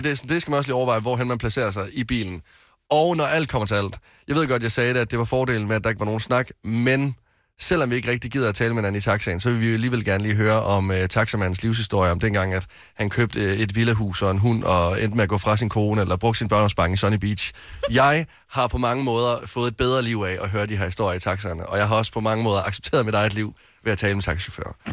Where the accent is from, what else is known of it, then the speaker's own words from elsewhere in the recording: West Jutland, Denmark; hjemme i Vestjylland